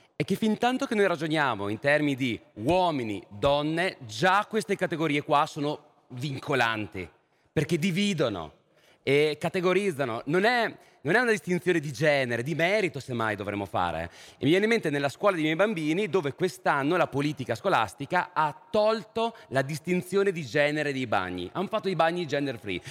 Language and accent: Italian; Italy; now in London, United Kingdom; Io non me ne sono andato dal mio paese, ho inseguito quello che era un contesto di sfida, di stimoli, di cultura che ritenevo fertile per la mia formazione. Per poi magari tornare in Italia